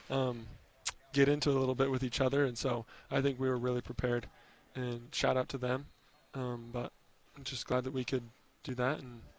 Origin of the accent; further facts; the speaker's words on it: Nyssa, Oregon, United States; born there; I was born in Nyssa, Oregon, which is about 45 minutes away from here.